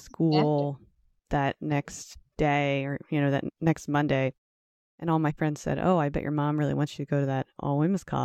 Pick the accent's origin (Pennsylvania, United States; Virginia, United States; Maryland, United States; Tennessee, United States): Pennsylvania, United States; Bucks County; growing up in Bucks County